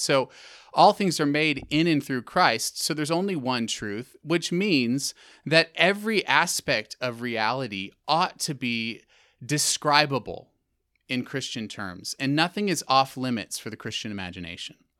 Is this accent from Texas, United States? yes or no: yes; Texas, United States; also born or lived in Middle East / England; I am from Texas. Originally